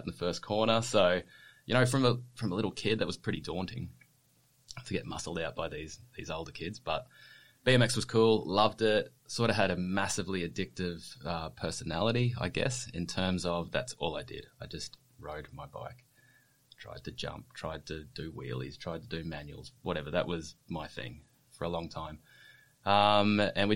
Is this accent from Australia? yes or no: yes; Brisbane, Queensland, Australia; now in Sunshine Coast, Australia; I grew up on the south side of Brisbane